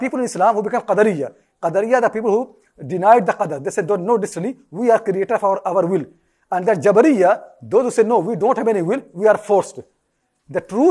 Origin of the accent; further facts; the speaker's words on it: India; I was born in India.